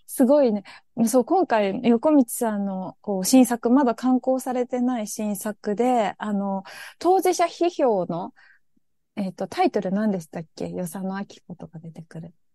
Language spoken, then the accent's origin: Japanese; Kawasaki, Kanagawa, Japan; その生まれ育った場所が、あの、まあ、川崎だったから